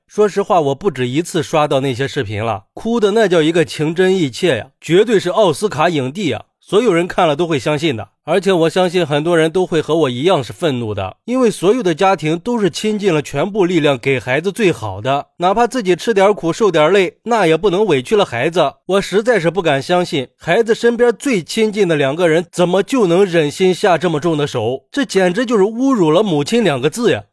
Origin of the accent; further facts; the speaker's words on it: Yuncheng, Shanxi, China; 因为我就是运城临沂县的